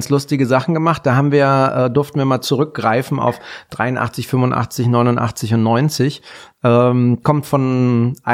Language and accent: German; Baden-Württemberg, Germany; Habe ich mit großer Freude als Badener notiert.